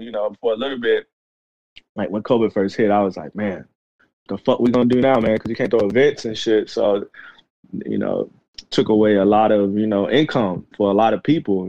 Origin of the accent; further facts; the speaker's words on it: the Carolinas, United States; right now I claim, you know, the Carolinas the most. That's gotcha. The place that raised me the most, but my family from Mississippi.